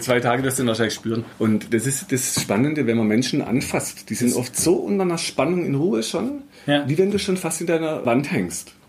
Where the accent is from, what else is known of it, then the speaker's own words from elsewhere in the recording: Black Forest, Baden-Württemberg, Germany; ich bin halt in Schwarzwald aufgewachsen